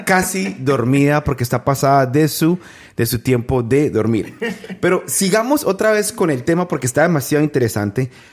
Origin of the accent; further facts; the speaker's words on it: San José del Guaviare, Guaviare, Colombia; mi tierra, San José del Guaviare